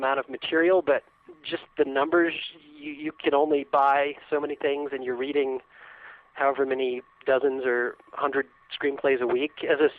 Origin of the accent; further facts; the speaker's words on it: Shenandoah Valley, Virginia, United States; moved away as an adult; also born or lived in Chapel Hill, North Carolina; I grew up in Virginia in the Shenandoah Valley. So I was born in Chapel Hill, and my parents moved back there. But yeah, I spent most of my years in Virginia.